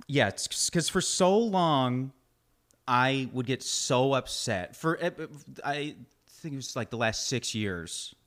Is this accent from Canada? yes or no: yes; Canada; moved away; growing up in Canada